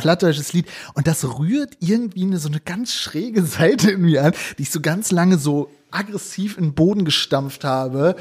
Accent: northwest Germany, Germany; ich komme aus Nordwestdeutschland und da ist es halt, ja, also wirklich so maritime Kultur

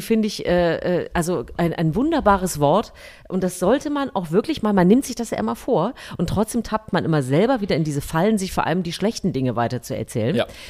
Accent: Thuringia, Germany; moved away; ich komme ja eigentlich aus Thüringen

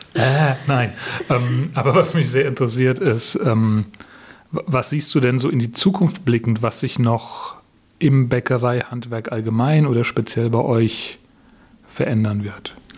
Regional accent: Southern Germany, Germany; für mich als Süddeutsche

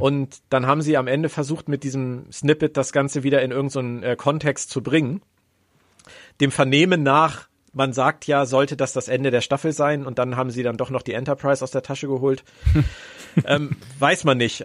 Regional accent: Berlin, Germany; Ich bin auch in Westberlin aufgewachsen

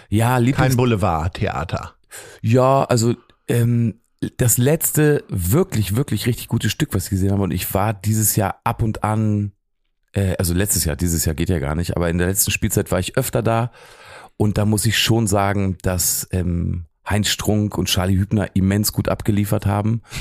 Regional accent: Lower Saxony, Germany; Braunschweig liegt ja doch sehr, sehr dicht bei Magdeburg und ich komme aber eigentlich eher aus Helmstedt, ne? also zwischen Braunschweig und Helmstedt, da liegt mein Ort.

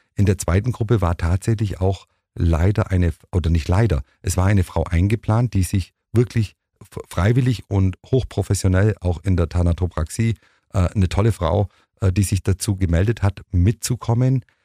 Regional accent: Germany; als Deutscher

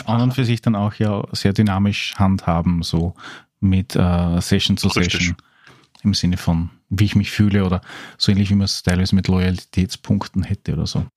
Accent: Austria; als Österreicher mit ein bisschen Background

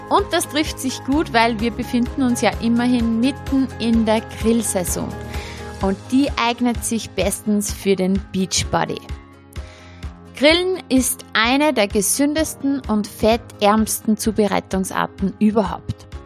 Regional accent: Austria; sehr beliebt bei uns in Österreich sind auch Kräuter- und Knoblauchbaguettes

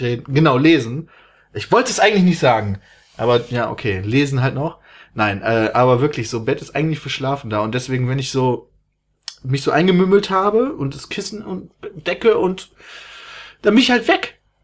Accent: Germany; ich komme aus Deutschland

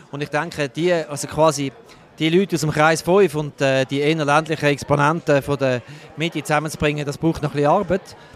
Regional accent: Zurich, Switzerland; Aus dem Kanton Zürich, wo ich herkomme

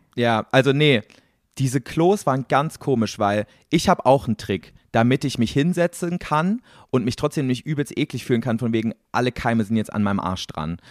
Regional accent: East Germany, Germany; Ich komme aus Ostdeutschland, da gab es keine Wurfzelte

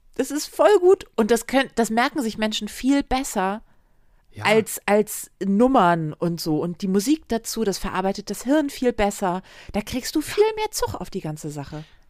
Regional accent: Germany; ich als Deutsche

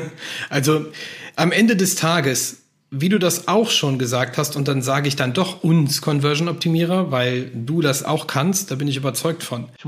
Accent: Germany; bei uns in Deutschland

